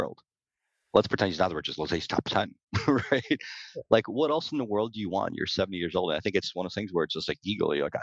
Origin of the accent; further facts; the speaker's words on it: Ukraine; now in United States; I was born in Ukraine. We moved to the US